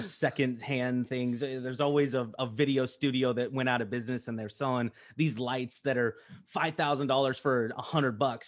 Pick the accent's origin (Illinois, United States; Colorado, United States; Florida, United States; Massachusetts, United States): Colorado, United States; I'm from Colorado.